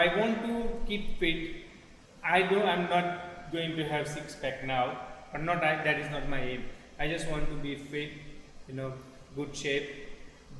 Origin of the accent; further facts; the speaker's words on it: India; moved away as an adult; now in England; growing up in India